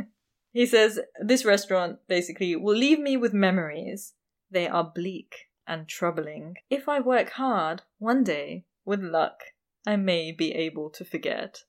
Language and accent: English; India; I'm Indian